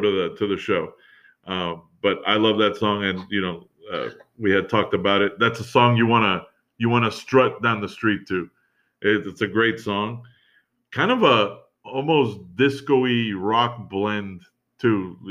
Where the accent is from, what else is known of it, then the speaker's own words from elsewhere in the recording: New York, United States; as a New Yorker